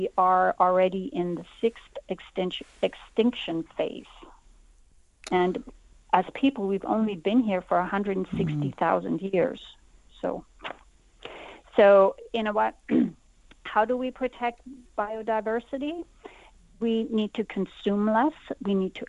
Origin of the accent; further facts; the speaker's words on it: Canada; I'm actually in Somerset right now, but I'm a Canadian.